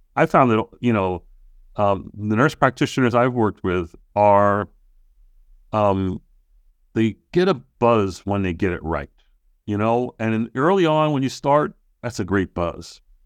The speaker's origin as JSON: {"language": "English", "area": "Long Island", "region": "New York", "country": "United States", "tie": "born or raised there", "moved": "yes", "said": "back in my hometown in, on Long Island"}